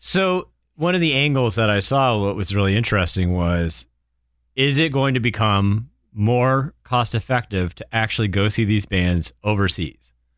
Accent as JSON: {"language": "English", "region": "New Hampshire", "country": "United States", "tie": "born or raised there", "moved": "yes", "said": "growing up in New Hampshire, my, my mom's family was in Ohio and my dad's family was in Connecticut"}